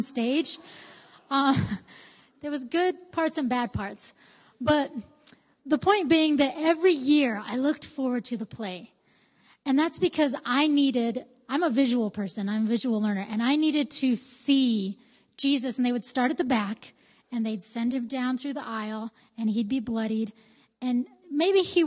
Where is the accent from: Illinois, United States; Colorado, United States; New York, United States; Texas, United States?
Colorado, United States; Greeley; I grew up in Greeley, well, near Greeley